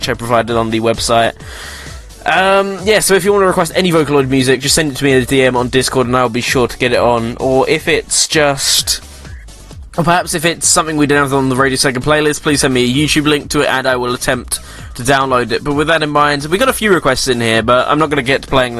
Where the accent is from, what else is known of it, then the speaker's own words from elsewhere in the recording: England, United Kingdom; we're English